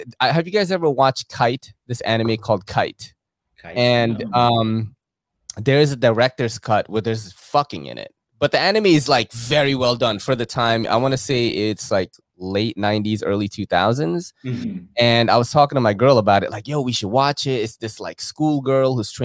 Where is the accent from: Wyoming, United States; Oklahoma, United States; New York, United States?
New York, United States; New York City; also born or lived in Philippines / Brooklyn, New York; all my friends were Korean because I grew up in Woodside, right? And Woodside in Queens is like mad Korean.